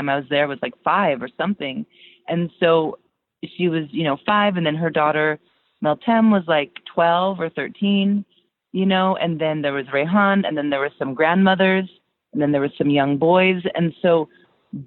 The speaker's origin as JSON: {"language": "English", "country": "United States", "tie": "born or raised there", "also_born_or_lived": "Turkey", "said": "I was raised in America"}